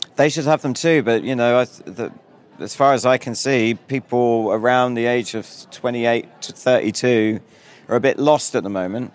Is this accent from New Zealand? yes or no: no; United Kingdom; I'm a Brit.